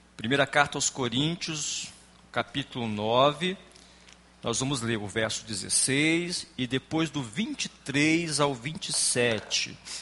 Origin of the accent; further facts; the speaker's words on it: Espírito Santo, Brazil; sou do estado do Espírito Santo